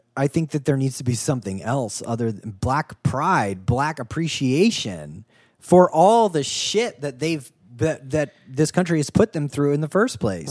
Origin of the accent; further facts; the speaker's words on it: United States; also born or lived in Ohio / Kentucky; I grew up in Ohio and Kentucky